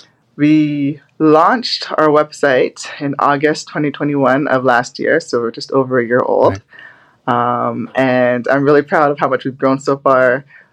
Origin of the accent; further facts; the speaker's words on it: Scarborough, Ontario, Canada; also born or lived in Barrie; So we grew up in Scarborough first. And there, my sister and I, we ran a lot of track, swimming.